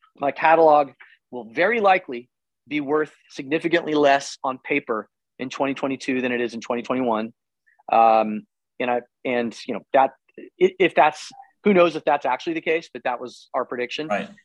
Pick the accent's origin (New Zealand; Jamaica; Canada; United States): United States; Tulsa, Oklahoma; moved away as an adult; also born or lived in Los Angeles; I'm from Tulsa